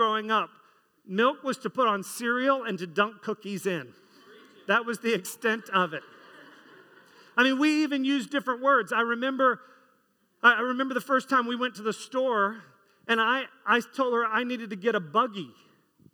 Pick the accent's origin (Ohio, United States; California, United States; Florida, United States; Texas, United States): Florida, United States; I grew up in Florida, not in the 50s, in the 80s, post air conditioning culture